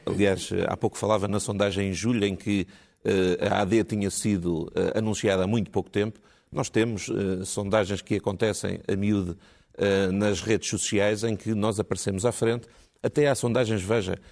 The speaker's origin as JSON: {"language": "Portuguese", "town": "Almada", "region": "Setúbal", "country": "Portugal", "tie": "born or raised there", "said": "há 44 anos, desde que nasci em Almada"}